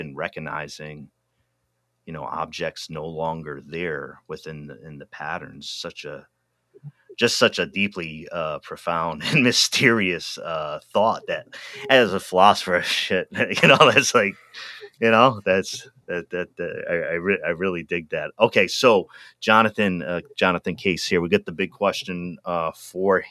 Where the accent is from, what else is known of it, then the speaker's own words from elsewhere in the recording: East Coast, United States; moved away; also born or lived in Pacific Northwest; I'm originally from the East Coast